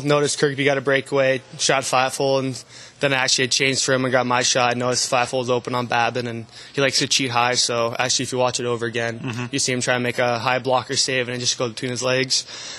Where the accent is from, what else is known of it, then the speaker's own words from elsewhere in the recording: Canada; moved away as an adult; now in Binghamton, United States; as a Canadian